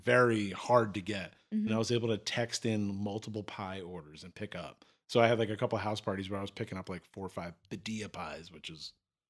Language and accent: English; Cheltenham, Pennsylvania, United States; I grew up in Cheltenham, and it was kind of the same thing where it's like very tight packed.